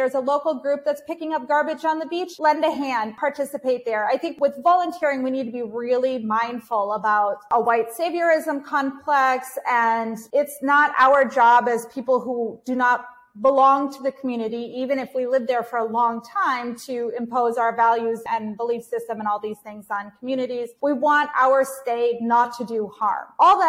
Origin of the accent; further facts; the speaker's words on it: Ukraine; it provide me with a different perspective of my home country of Ukraine at that time